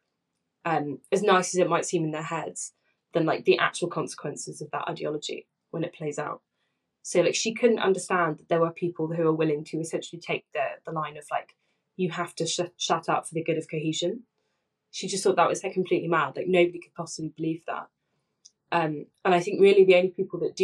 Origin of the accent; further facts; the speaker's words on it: Essex, East of England, United Kingdom; I grew up in Essex